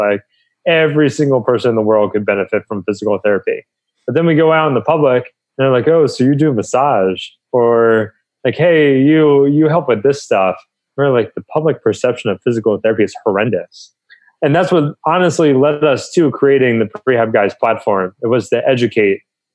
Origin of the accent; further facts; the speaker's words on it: New Jersey, United States; moved away as an adult; also born or lived in Pennsylvania / Southern California; I grew up on the East Coast in New Jersey.